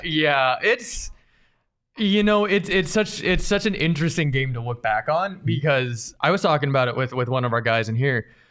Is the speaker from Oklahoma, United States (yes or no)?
no; Arizona, United States; born and raised in Arizona